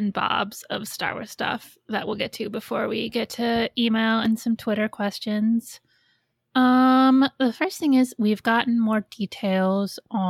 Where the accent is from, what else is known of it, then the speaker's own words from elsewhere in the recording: Goshen, Indiana, United States; where I grew up in Goshen in Indiana, Elkhart County has the biggest or the second biggest county fair in the country.